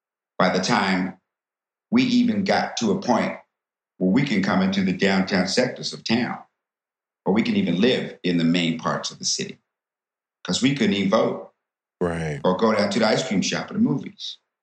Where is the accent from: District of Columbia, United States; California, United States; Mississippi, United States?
District of Columbia, United States; Washington; also born or lived in the Midwest / Maryland / the South; as I grew up in Washington, D.C. and Maryland, you know, I started to, you know, identify with being Black.